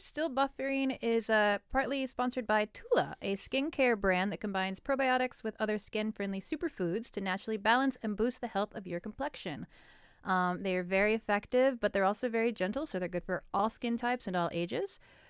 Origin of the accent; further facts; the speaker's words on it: New York, United States; I don't need to give you the like, and I'm from New York, so I know.